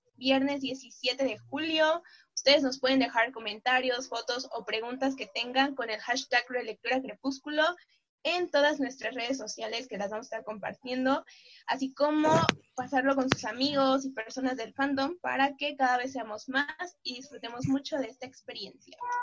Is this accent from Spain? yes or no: no; Mexico; soy mexicana, tengo 22 años